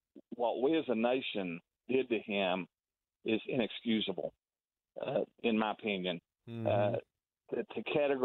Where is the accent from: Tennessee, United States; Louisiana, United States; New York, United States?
Tennessee, United States; now in Wichita, United States; I grew up in Tennessee